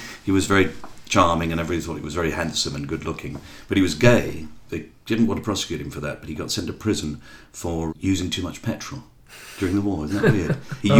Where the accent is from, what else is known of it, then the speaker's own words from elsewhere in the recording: London, United Kingdom; I was brought up in Bermondsey in London